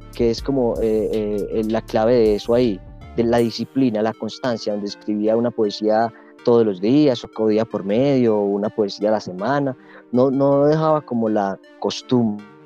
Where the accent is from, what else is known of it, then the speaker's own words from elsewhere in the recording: Alejandría, Antioquia, Colombia; also born or lived in Sonsón, Antioquia; Soy del municipio de Alejandría, estudié en Sonsón